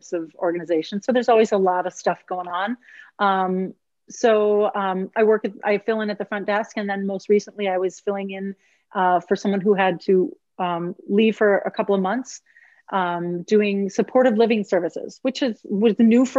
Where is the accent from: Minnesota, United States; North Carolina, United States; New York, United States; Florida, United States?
Minnesota, United States; southeast; also born or lived in Eau Claire, Wisconsin; I grew up in Minnesota, a small town in southeast Minnesota, it's right between Rochester and Winona.